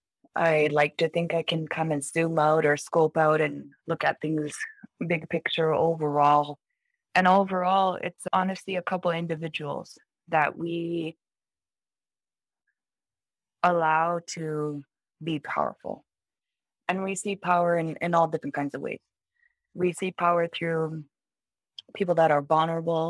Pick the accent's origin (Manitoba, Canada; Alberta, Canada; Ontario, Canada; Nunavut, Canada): Nunavut, Canada; Baker Lake; my hometown is Baker Lake